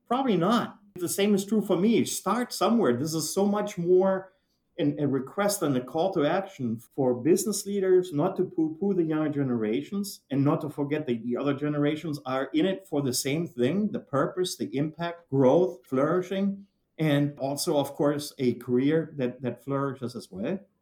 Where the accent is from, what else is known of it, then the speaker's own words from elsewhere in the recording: Germany; moved away as an adult; now in United States; I was, as you can tell, not born here in the US. I was born and raised in Germany.